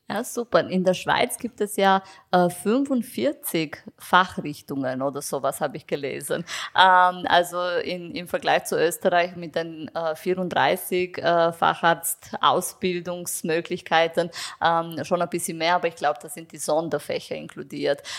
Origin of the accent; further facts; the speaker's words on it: Romania; now in Vienna, Austria; ich komme ursprünglich aus Rumänien